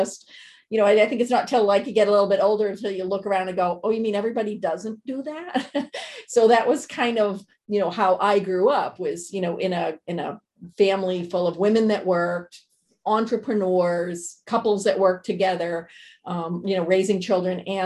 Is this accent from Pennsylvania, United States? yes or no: no; Bedford, Massachusetts, United States; moved away as an adult; also born or lived in New York City; I'm from Bedford, Massachusetts. So it's right between Lexington and Concord